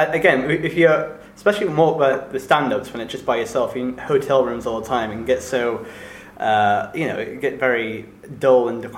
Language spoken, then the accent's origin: English; Richmond, Yorkshire and the Humber, United Kingdom; at Richmond, very close to my, which is my hometown